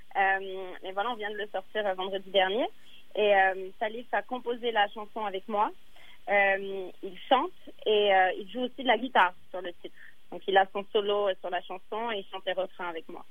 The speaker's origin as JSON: {"language": "French", "region": "Dakar", "country": "Senegal", "tie": "born or raised there", "moved": "yes", "said": "j'ai passé mon enfance au Sénégal, à Dakar"}